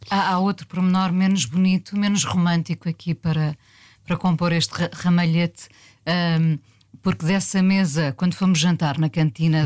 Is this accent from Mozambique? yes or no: no; Mindelo, Norte, Portugal; moved away; also born or lived in Lisbon; eu nasci em Lisboa, mas os meus pais, que eram do Norte, voltaram para o Norte